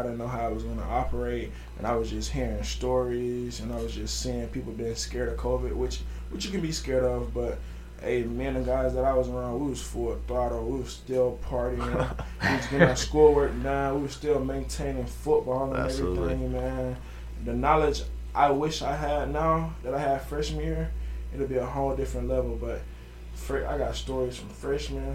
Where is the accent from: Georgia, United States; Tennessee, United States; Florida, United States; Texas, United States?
Georgia, United States; moved away as an adult; now in North Carolina, United States; I'm new to North Carolina. I'm from Georgia